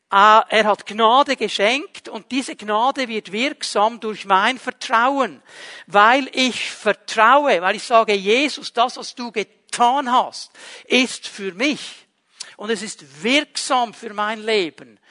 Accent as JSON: {"language": "German", "country": "Switzerland", "said": "bei uns in der Schweiz"}